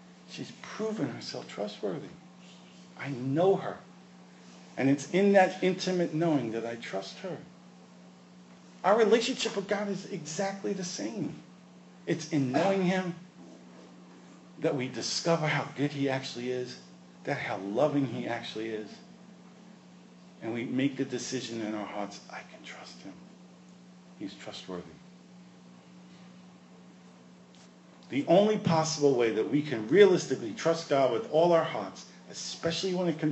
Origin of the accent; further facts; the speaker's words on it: New York, United States; I grew up in New York